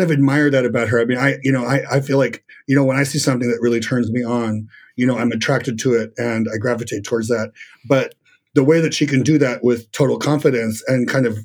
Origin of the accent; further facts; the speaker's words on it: Los Angeles, California, United States; moved away as an adult; also born or lived in Argentina / San Diego / Las Vegas; now in New York City, United States; I moved to LA when I was a kid, and I lived in LA until I was in my mid 20s